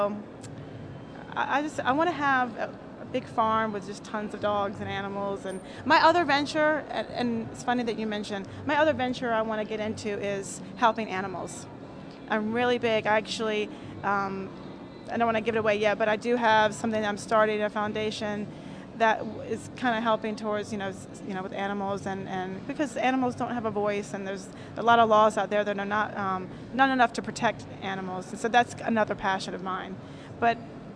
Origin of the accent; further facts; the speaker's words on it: North Carolina, United States; I'm from North Carolina